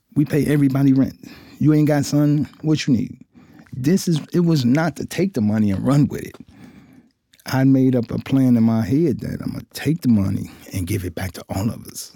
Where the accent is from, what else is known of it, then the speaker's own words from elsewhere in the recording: Cincinnati, Ohio, United States; I'm from Cincinnati, Ohio. I was born and raised there